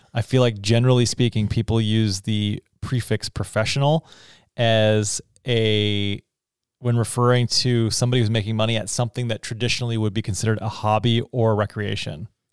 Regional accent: Texas, United States; moved away; also born or lived in Canada; when I was a kid in elementary school growing up in Texas

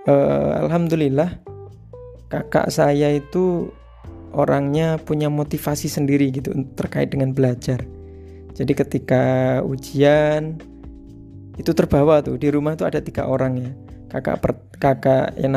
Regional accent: Tuban, East Java, Indonesia; born there; lahir di Tuban, Jawa Timur pada tanggal 27 Januari 1989.

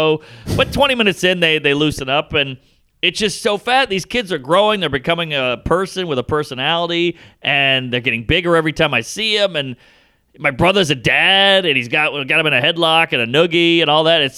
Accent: Louisiana, United States; moved away; I'm proud of my home state

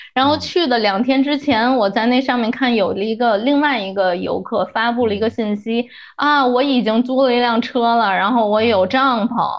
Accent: Beijing, China; moved away as an adult; now in Chicago, United States; 因为我是北京人

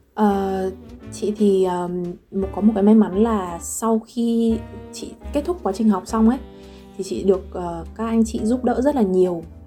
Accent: Vietnam; moved away as an adult; also born or lived in Lyon, France; now in Paris, France; mình là người Việt đấy mình nói tiếng Việt

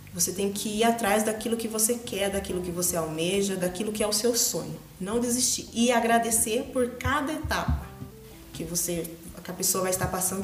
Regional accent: Macatuba, São Paulo, Brazil; also born or lived in Agudos; Eu vivia entre Agudos e Macatuba, eu nasci em Macatuba. E eu morei até minha adolescência com meus avós.

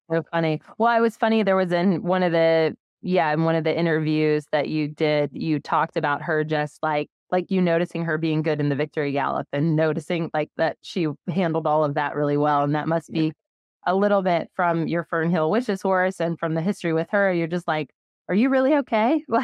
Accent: United States; No, well, like I'm still American, so

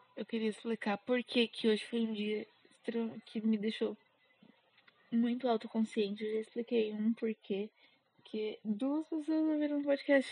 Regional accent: São Paulo, Brazil; accent: paulistano; eu sou paulista. Então, às vezes eu acho que eu puxo muito R, apesar de todo paulistano falar que não tem sotaque. Eu sou extremamente paulistana

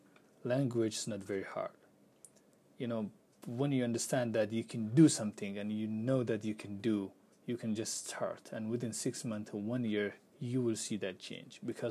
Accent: Pakistan; English is a second language; moved away as an adult; also born or lived in Turkey; now in Minnesota, United States; I used to live in Pakistan and I'm working in Turkey

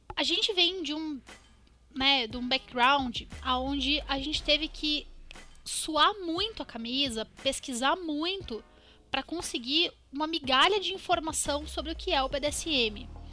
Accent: Curitiba, Paraná, Brazil; Eu sou de Curitiba, Paraná

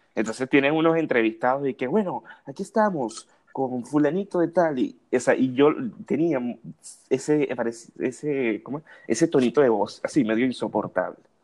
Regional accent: Cumaná, Sucre, Venezuela; moved away; esta gente que fueron vecinos de nosotros allá en Cumaná

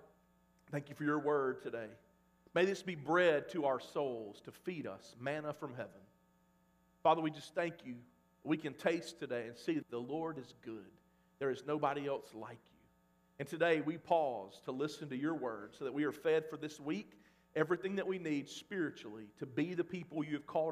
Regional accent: Mississippi, United States; now in Oklahoma, United States; growing up in Mississippi

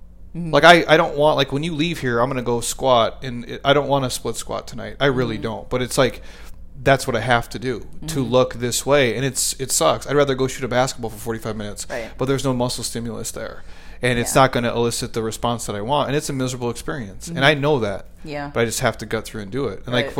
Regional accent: Midwest, United States; I'm from the Midwest, so like that's what you do.

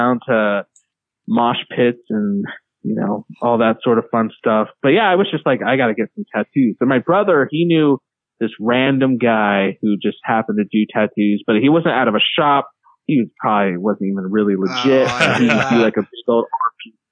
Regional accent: Reno, Nevada, United States; now in Elko, United States; I think growing up in Reno

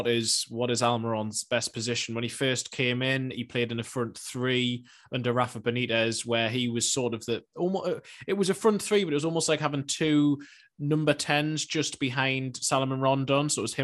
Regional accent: Newcastle, North East England, United Kingdom; I was born and raised in Newcastle, so I've lived here most of my life other than going away for university and to work.

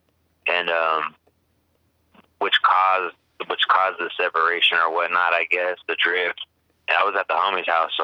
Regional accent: Riverside, California, United States; I grew up in Riverside, California, a neighborhood of Casablanca, California.

